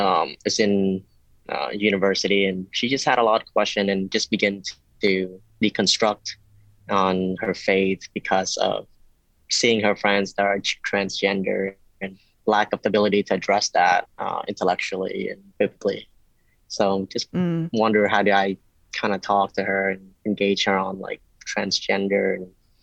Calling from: Louisville, Kentucky, United States; Louisville, Kentucky.

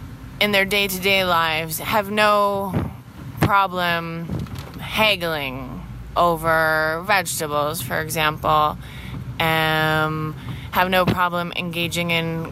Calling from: Blantyre, Southern Region, Malawi; I'm calling from Blantyre, Malawi.

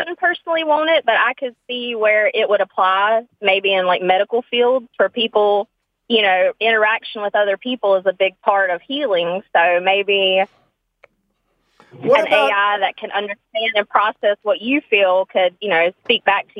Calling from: Winston, North Carolina, United States; Hi, I'm calling from Winston, North Carolina.

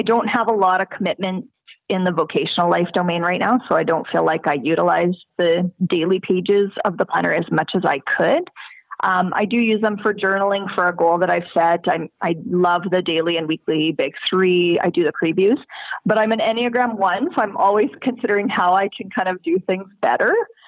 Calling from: Alberta, Canada; From a small town in rural Alberta, Canada.

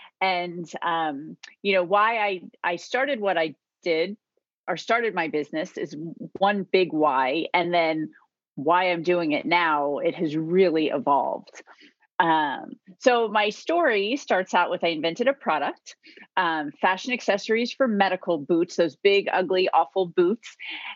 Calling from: Virginia, United States; I am in Virginia, right outside of Washington, D.C.

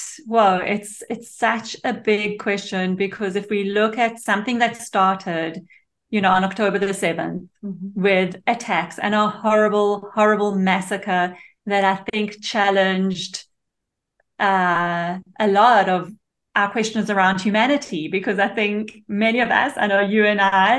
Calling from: Israel; So I am in Israel.

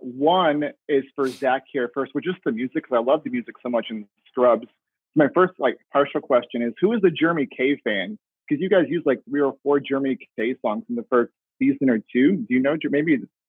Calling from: Phoenix, Arizona, United States; I'm next door. I'm in Phoenix. I'm just right next to you guys here.

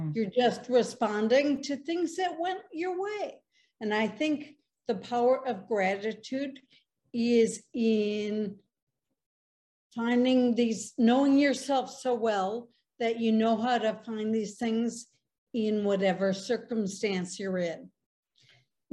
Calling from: Chicago, Illinois, United States; I live in Chicago.

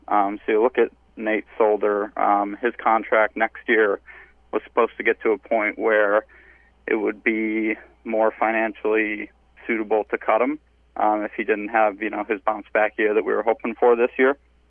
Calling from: Rochester, New York, United States; from Rochester.

